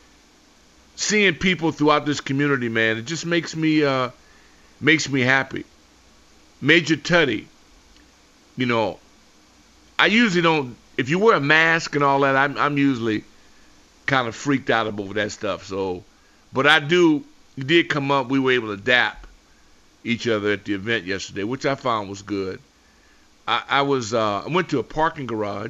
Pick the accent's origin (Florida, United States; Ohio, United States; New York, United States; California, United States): California, United States; Los Angeles; moved away; as a Laker fan growing up in Los Angeles